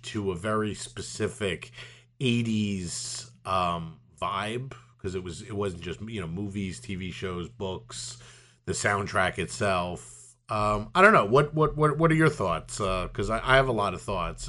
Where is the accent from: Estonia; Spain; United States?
United States; New York City, New York; growing up in Brooklyn